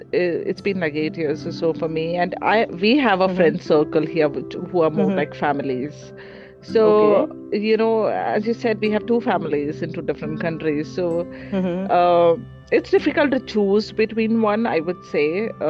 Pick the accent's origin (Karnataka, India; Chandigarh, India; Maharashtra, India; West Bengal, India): Maharashtra, India; Mumbai; moved away as an adult; now in United States; growing up in Mumbai